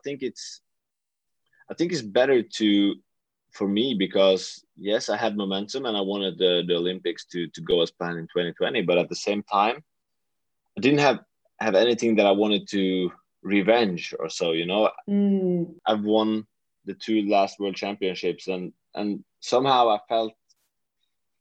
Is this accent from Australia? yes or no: no; Western Norway, Norway; moved away as an adult; now in Oslo, Norway; I'm from a very, very small place in the western part of Norway